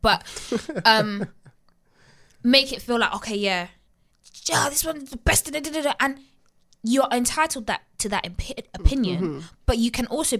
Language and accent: English; Nigeria; I'm Nigerian, so I grew up listening to Afrobeats as well, and my uncle's taking me to the hall parties and stuff.